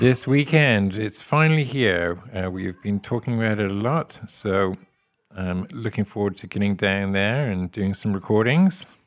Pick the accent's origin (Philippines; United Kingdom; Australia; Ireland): United Kingdom; Forest of Dean, South West England; moved away as an adult; now in West Plains, United States